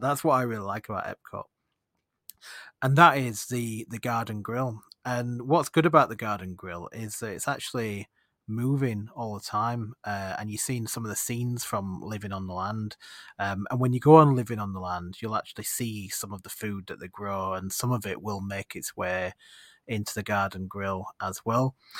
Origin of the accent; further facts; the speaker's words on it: Leeds, Yorkshire and the Humber, United Kingdom; do I say Yorkshire or do I say Leeds?